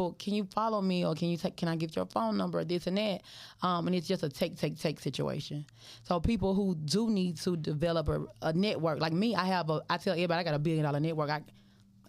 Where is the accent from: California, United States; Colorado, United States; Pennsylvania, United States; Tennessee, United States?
Tennessee, United States; Memphis; I'm from Memphis